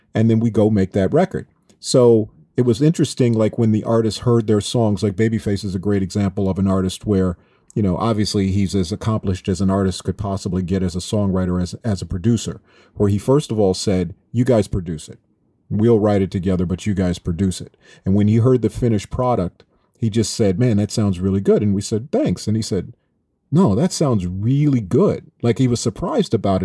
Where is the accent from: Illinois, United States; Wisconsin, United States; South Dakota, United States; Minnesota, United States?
Minnesota, United States; Minneapolis; growing up in Minneapolis